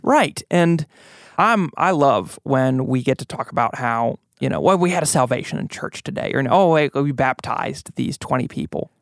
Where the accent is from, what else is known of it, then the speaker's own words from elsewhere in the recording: United States; American Christians